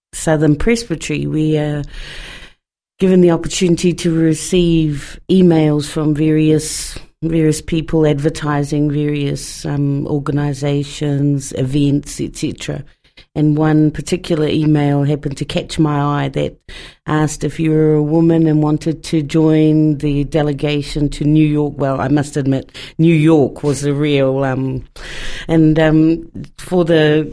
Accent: Porirua, Wellington, New Zealand; moved away as an adult; now in Dunedin, New Zealand; And I was born in Wellington and raised in Porirua, and all of my schooling was in Porirua

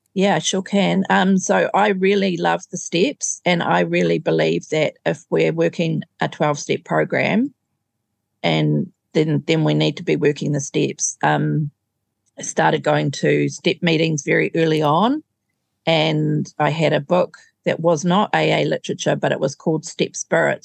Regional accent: Auckland, New Zealand; I grew up in Auckland.

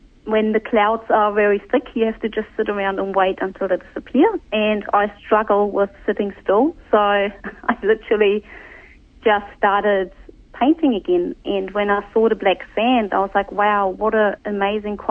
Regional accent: East Germany, Germany; moved away as an adult; also born or lived in New Zealand; now in Hamilton, New Zealand; So I grew up in East Germany, and the village when I left had 890 citizens

